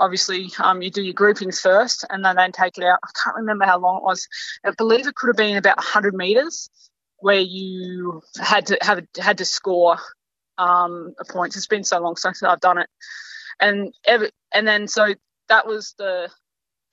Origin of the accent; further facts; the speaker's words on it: South Coast, New South Wales, Australia; moved away; also born or lived in Northern Territory; I grew up in South Coast, New South Wales, before I moved to the NT